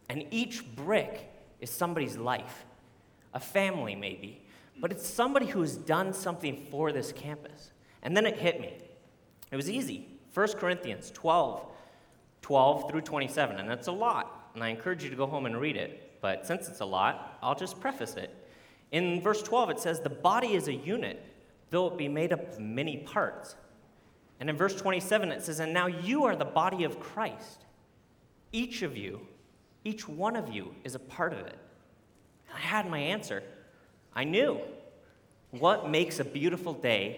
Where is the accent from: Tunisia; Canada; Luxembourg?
Canada; moved away; I'm Canadian